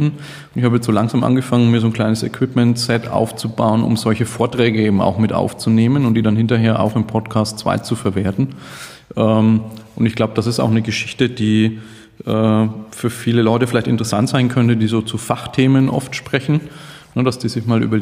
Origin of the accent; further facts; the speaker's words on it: Nuremberg, Bavaria, Germany; Äh, ich komme aus Nürnberg, einem schönen Frankenland.